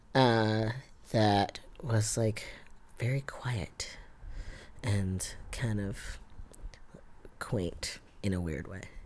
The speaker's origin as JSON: {"language": "English", "town": "New York City", "region": "New York", "country": "United States", "tie": "born or raised there", "said": "I was born in Canarsie here in Brooklyn. Um, I grew up in my grandparents' three family house."}